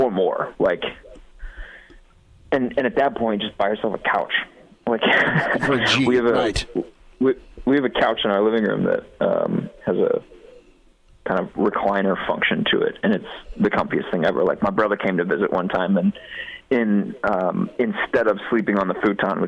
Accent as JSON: {"language": "English", "region": "Oklahoma", "country": "United States", "tie": "born or raised there", "moved": "yes", "lives_now": "Nebraska, United States", "said": "I grew up in Oklahoma"}